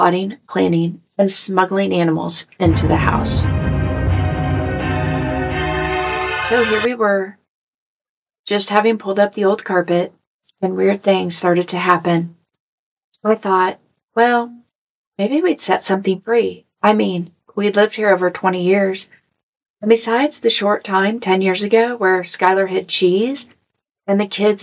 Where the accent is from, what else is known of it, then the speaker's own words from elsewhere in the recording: Missouri, United States; I'm from Missouri